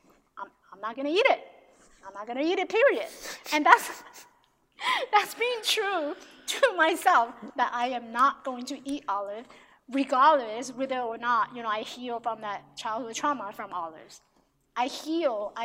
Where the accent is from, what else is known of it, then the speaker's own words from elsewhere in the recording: Taiwan; now in United States; I have friends who I grew up with in Taiwan